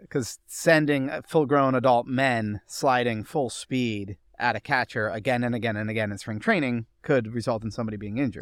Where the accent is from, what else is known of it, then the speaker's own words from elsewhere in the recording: New York City, New York, United States; also born or lived in Montgomery County; now in Fairfax County, Virginia, United States; I grew up in Greenwich Village, I lived in Montgomery County, I live in Fairfax County now